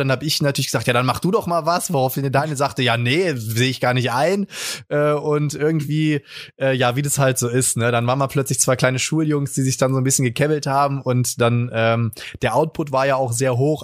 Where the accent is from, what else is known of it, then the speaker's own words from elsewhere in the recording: Friedrichshafen, Baden-Württemberg, Germany; accent: Swabian; moved away; Ich bin ja geborener Schwabe, wie man hört. Ich komme ja aus dem Ländle und äh, geboren, äh, ich äh, waschechter Häfler, ja, Bodensee, Friedrichshafen, da komme ich von weg